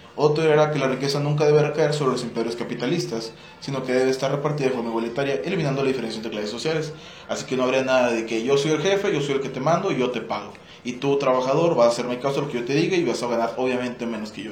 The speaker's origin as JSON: {"language": "Spanish", "country": "Mexico", "said": "nuestro México"}